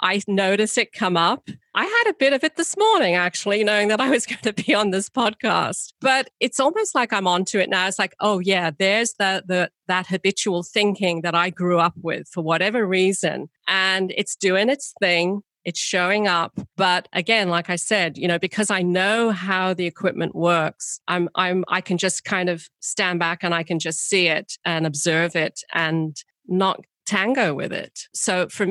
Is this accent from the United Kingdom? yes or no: yes; United Kingdom; I'm British